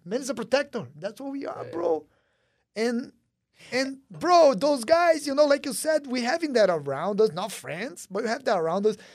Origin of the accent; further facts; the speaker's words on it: Brazil; moved away; growing up in Brazil